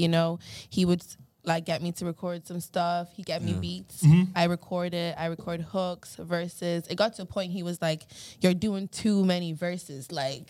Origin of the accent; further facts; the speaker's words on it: Drogheda, Leinster, Ireland; I'm from Drogheda.